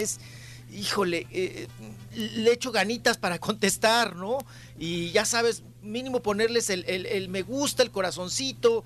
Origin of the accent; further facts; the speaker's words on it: Chihuahua, Mexico; nosotros los chihuahuenses